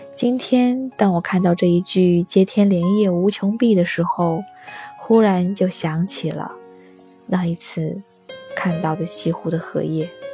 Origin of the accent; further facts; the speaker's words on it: on the Yangtze River, southern China, China; 我是南方人 我的家乡就在长江边上